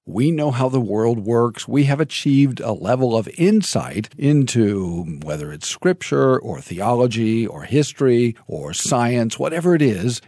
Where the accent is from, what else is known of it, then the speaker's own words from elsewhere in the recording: United States; I'm an American